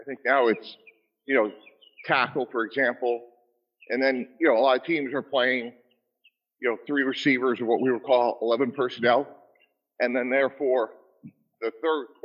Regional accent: Boston, Massachusetts, United States; I grew up in the Boston area

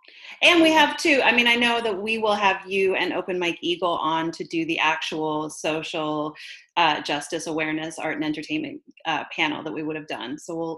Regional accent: Canada; I'm Canadian

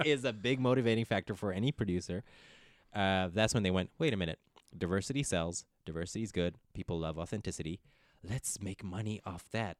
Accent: Ethiopia; first language English; also born or lived in Netherlands; now in Los Angeles, United States; I speak Ethiopian. I'm Harek because I grew up in Ethiopia.

